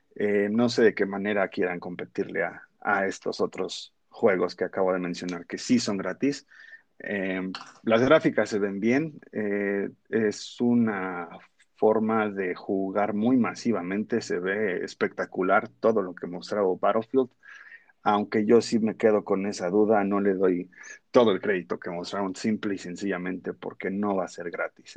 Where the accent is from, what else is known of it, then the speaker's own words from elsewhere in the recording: Mexico; se graba en nuestra tierra, orgullosamente en México